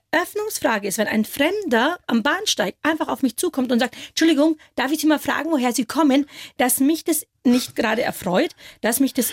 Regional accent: India; Und wenn ich dann vielleicht mal freundlicherweise sage aus Indien

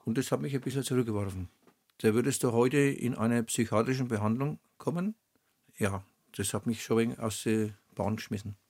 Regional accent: Oberschwarzach, Bavaria, Germany; accent: Franconian; Ich wurde in Oberschwabach geboren, auf dem Kanapee, um halb acht.

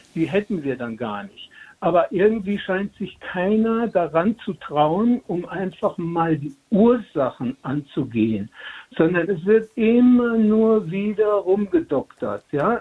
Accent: Bavaria, Germany; now in Munich, Germany; dann würde ich als Bayer sagen

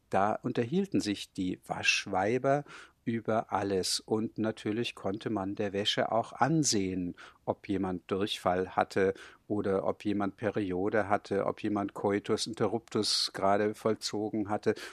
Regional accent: Hamburg, Germany; bin gebürtiger Hamburger und im Elternhaus wurde Hochdeutsch gesprochen. Das war einfach meine normale Sprache.

